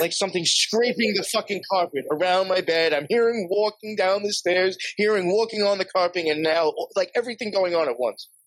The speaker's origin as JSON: {"language": "English", "area": "Long Island", "region": "New York", "country": "United States", "tie": "born or raised there", "said": "where I grew up out in Long Island"}